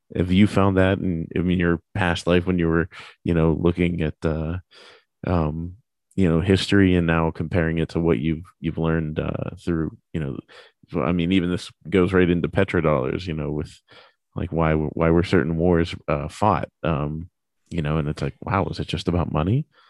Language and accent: English; United States; as an American